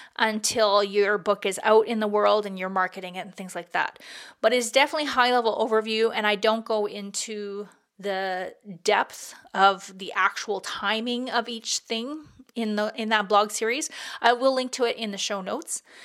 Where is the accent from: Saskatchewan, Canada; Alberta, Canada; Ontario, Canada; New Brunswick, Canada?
Alberta, Canada; Peace River; Peace River, which is my hometown